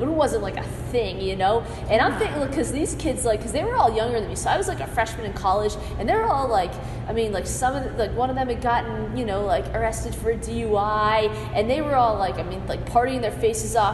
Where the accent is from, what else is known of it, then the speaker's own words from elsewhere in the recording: Framingham, Massachusetts, United States; I'm from Framingham